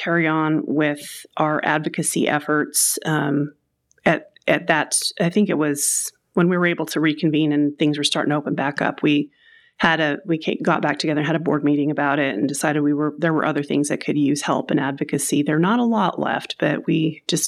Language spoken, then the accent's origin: English; Salt Lake, Utah, United States; moved away as an adult; also born or lived in Arizona; now in Murray, United States; I remember growing up that we'd be driving around Salt Lake with my parents